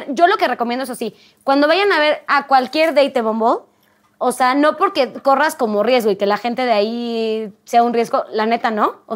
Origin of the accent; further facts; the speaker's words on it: Mexico; moved away; yo en Europa pues no, no tengo familia, no es como que tenga ahí amigos y conoces también la cultura. O sea, como mexicana es como, ah, qué chido, son mucho más directos.